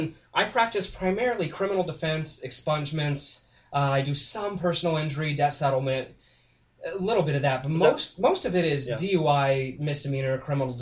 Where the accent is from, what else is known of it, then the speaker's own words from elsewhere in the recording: Porterville, California, United States; also born or lived in Los Angeles; I lived down there until I was 5 years old